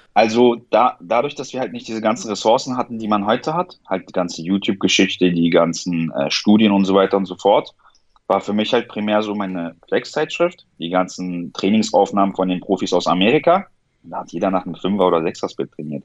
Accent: Berlin, Germany; also born or lived in Iran; Komme aus Berlin, bin hier aufgewachsen, geboren bin ich im Iran

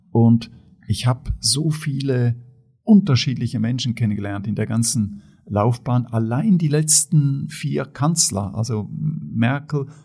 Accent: Switzerland; ich komme aus der Schweiz, ja. also aus einem wohlhabenden demokratischen Land in Mitteleuropa, bin in einer wohlhabenden, aber sehr bescheidenen Familie aufgewachsen.

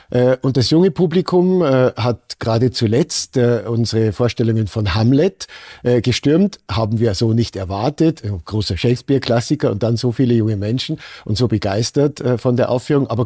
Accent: Germany; now in Austria; Regeln in Österreich, sind nicht so streng ausgelegt worden wie in anderen Ländern, zum Beispiel in meiner Heimat Deutschland.

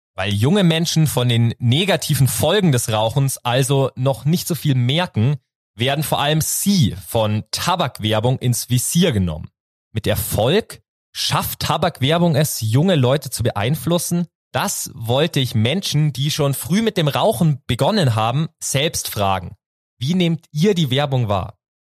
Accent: near Rosenheim, Bavaria, Germany; ich komme aus der Nähe von Rosenheim

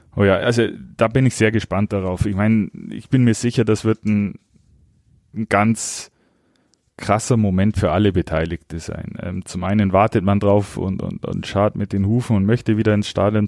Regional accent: Augsburg, Bavaria, Germany; moved away; ich bin stolzer Augsburger

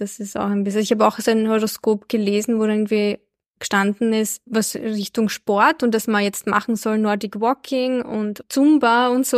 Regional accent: Albania; ich bin ja in Albanien geboren

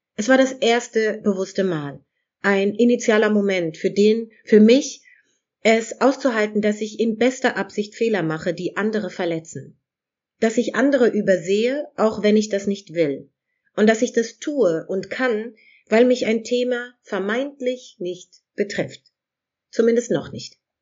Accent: Germany; hier in Europa geboren, in Deutschland geboren zu sein

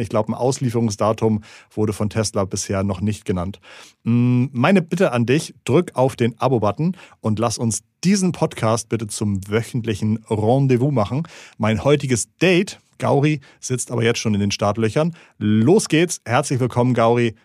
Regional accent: Schleswig-Holstein, Germany; ich komme aus Schleswig-Holstein.

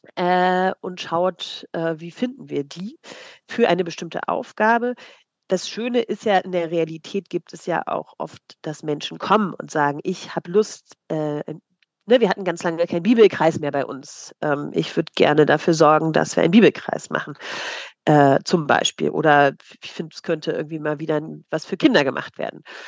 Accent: East Germany, Germany; ich komme aus der DDR-Kirche

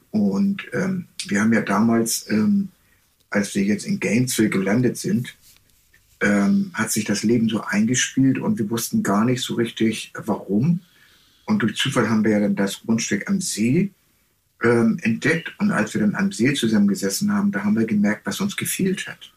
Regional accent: Germany; moved away as an adult; also born or lived in Texas, United States; now in Hawaii, United States; wir als Deutsche

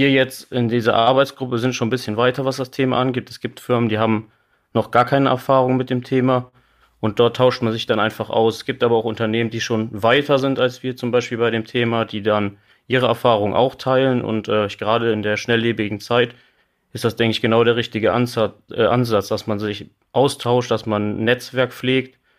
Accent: Wiehl, North Rhine-Westphalia, Germany; Ja, tatsächlich komme ich aus ähm, eher aus dem Oberbergischen, aus Wiel

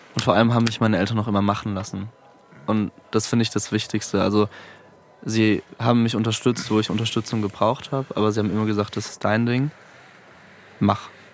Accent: Mannheim, Baden-Württemberg, Germany; moved away as an adult; now in Frankfurt, Germany; ich komme aus Mannheim eigentlich

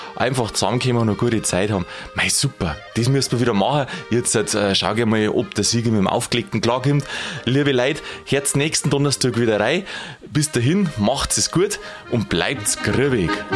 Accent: Lower Bavaria, Germany; bei uns in Niederbayern, also wo ich herkomme aus der Gegend

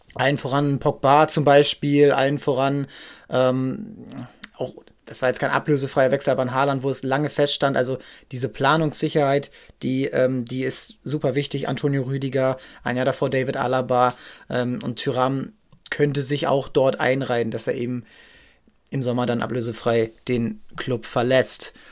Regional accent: Hamburg, Germany; wir als Hamburger kennen ihn noch aus der Jugend hier vom HSV

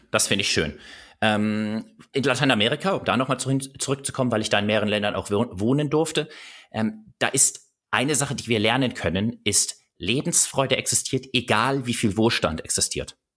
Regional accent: Bavaria, Germany; Paar Minuten später kriegt die Gruppe mit, dass ich tatsächlich aus Bayern komme.

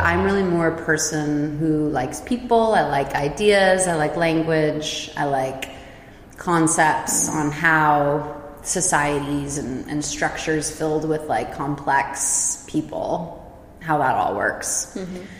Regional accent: Silicon Valley, California, United States; moved away as an adult; also born or lived in San Francisco Bay Area / San Diego; now in Basel, Switzerland; I was originally born in like the San Francisco Bay Area. I basically grew up in Silicon Valley

